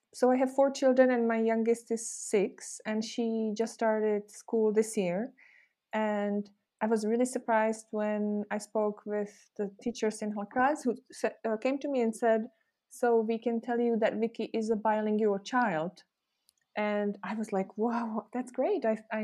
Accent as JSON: {"language": "English", "country": "Czechia", "tie": "born or raised there", "also_born_or_lived": "Chicago, United States", "first_language": "Czech", "second_language": "English", "moved": "as an adult", "said": "I grew up in a communist country, and so I spoke Czech and I learned Russian."}